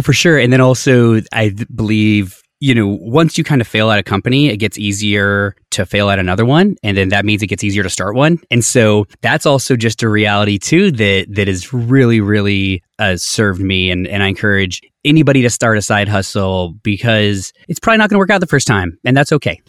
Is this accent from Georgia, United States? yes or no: no; Colorado, United States; I grew up in Colorado, very like lower middle class family